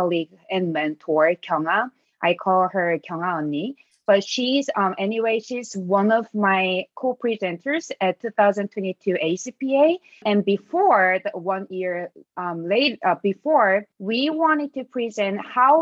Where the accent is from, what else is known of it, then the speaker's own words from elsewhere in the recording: South Korea; moved away as an adult; now in United States; I was born and raised in South Korea, and I came to the U.S. in 2014 as an exchange student in my senior year in college